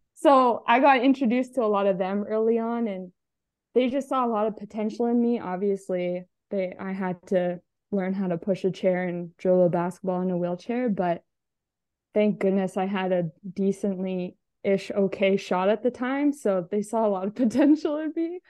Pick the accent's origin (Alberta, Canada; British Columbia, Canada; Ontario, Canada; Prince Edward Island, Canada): Alberta, Canada; I'm from Alberta, so I'm on the West side of Canada.